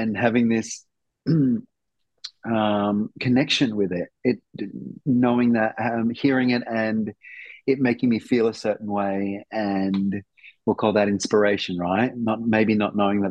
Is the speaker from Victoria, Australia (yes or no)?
no; Darwin, Northern Territory, Australia; I grew up in Darwin. I grew up in Darwin, right?